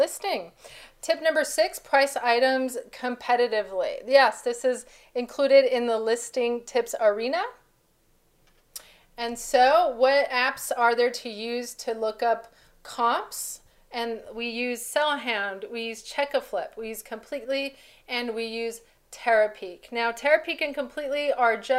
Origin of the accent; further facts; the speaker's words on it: Mexico; my background, I'm from Mexico, and our Hispanic family